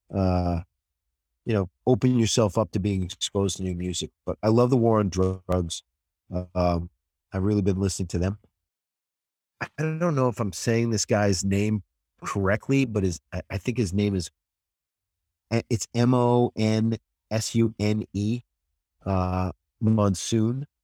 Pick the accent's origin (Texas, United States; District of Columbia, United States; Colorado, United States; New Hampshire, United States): New Hampshire, United States; moved away as an adult; also born or lived in Los Angeles; I grew up in New Hampshire, uh, about forty miles north of Boston